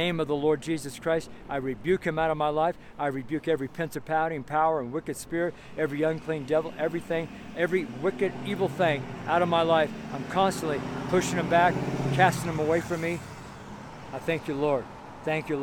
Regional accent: California, United States; now in Colorado, United States; I'm from California, so I never had a problem dressing in California

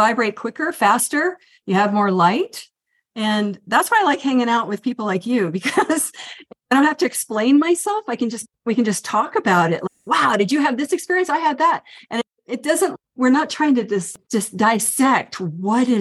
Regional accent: Northern Virginia, United States; also born or lived in Colorado; now in Santa Fe, United States; I grew up in Northern Virginia, and then I went to Colorado, and now I'm here in New Mexico.

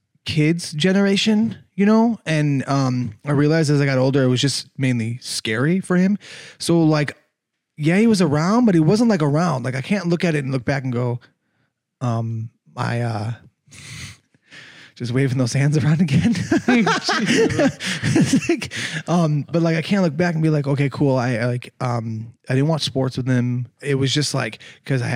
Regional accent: Chicago, Illinois, United States; now in Los Angeles, United States; I'm originally from Chicago. Uh-huh. Chicago, Illinois.

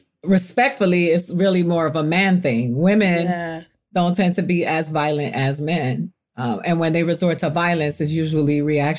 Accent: Miami, Florida, United States; I come from I grew up in Miami

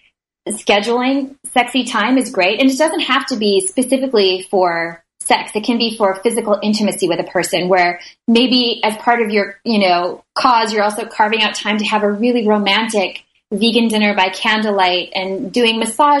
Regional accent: Minnesota, United States; I grew up in Minnesota

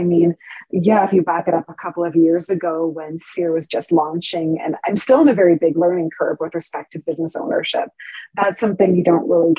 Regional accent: Ontario, Canada; moved away as an adult; now in Calgary, Canada; I'm from Ontario originally. Both my husband and I are

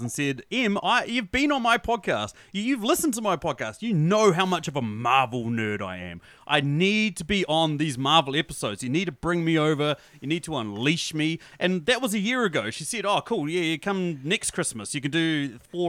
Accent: New Zealand; I'm from New Zealand, as you guys can tell by my accent

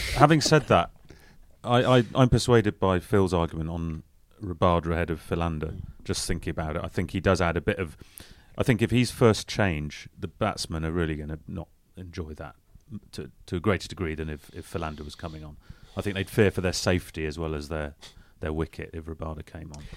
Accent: England, United Kingdom; as Englishman

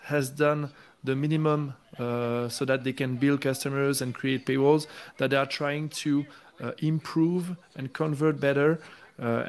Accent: France; moved away; My home country in France

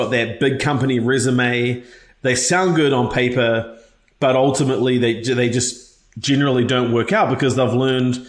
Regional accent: New Zealand; moved away; I'm actually from a single parent household from New Zealand originally, in case you can't tell from my funny accent

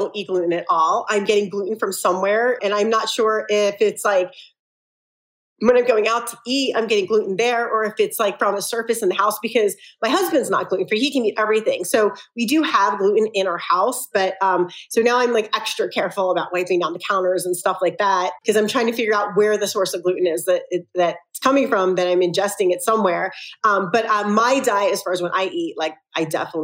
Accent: Philadelphia, Pennsylvania, United States; now in Salt Lake City, United States; I'm from Philly originally

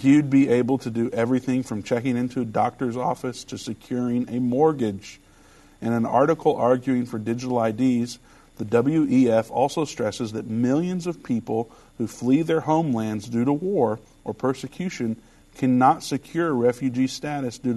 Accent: Richmond, Indiana, United States; I might be young, but I am from Richmond, Indiana. So we weren't up with the times necessarily

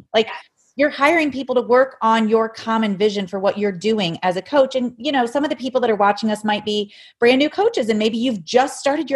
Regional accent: Ohio, United States; I'm from Ohio

